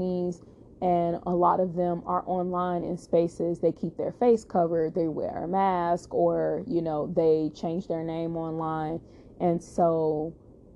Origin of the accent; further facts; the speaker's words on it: Chicago, Illinois, United States; I'm from Chicago, and I was in Chicago